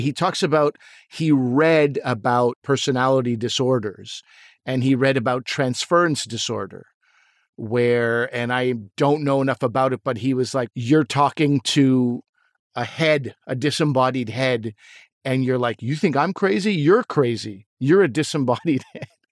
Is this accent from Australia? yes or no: no; Pakistan; moved away; I'm still a Pakistani, and I have, you know, been there